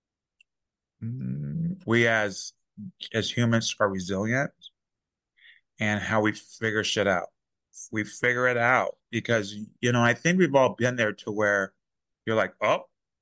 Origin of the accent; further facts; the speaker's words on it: Texas, United States; I'm from Texas